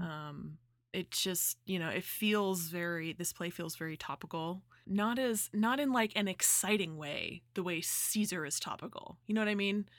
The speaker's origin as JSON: {"language": "English", "area": "Central Valley", "region": "California", "country": "United States", "tie": "born or raised there", "said": "That's like forty-five minutes from my hometown."}